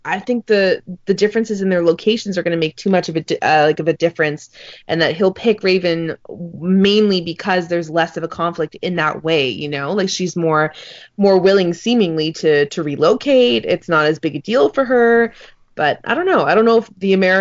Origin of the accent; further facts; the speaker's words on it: Canada; we're Canadian